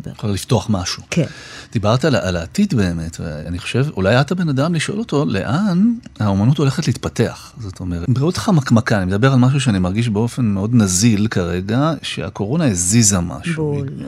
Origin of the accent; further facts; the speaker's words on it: Jerusalem, Jerusalem District, Israel; אני, אני יודע שאני אני כ, כירושלמי, ירושלמי לשעבר, מתגעגע